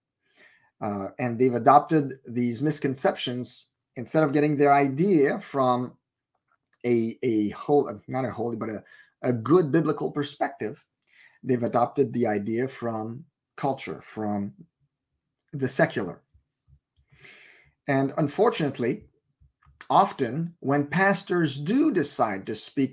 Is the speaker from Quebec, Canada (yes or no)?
yes; Montreal, Quebec, Canada; moved away; I'm originally from Montreal